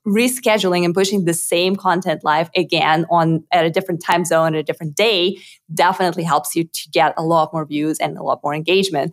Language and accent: English; Moscow, Russia; English is a second language; moved away as an adult; now in Austin, United States; I was actually born in Russia, in Moscow. So most of my life I grew up in, in Moscow